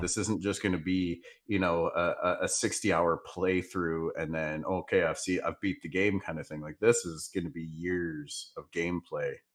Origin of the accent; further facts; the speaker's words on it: the Northwest, Pacific Northwest, United States; I'm from the Northwest, so I, I live five minutes away from mountains and five minutes away from the beach